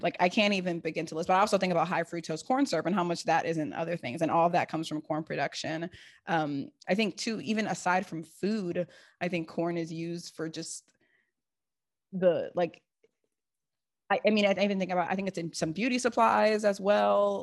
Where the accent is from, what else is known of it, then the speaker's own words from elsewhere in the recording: Seattle, Washington, United States; moved away; also born or lived in East Coast, United States; growing up in Seattle, it was like, if you're not sorting your compost correctly